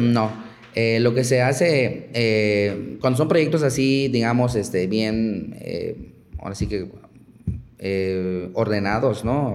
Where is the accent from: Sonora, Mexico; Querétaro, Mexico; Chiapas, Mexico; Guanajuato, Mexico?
Chiapas, Mexico; moved away as an adult; now in Yucatán, Mexico; yo vengo, soy originario de Chiapas